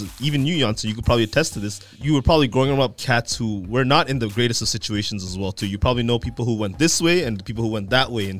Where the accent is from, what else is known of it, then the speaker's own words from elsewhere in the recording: Toronto, Ontario, Canada; part of being from Scarborough as well too is I think of all of Toronto, we're usually the underdogs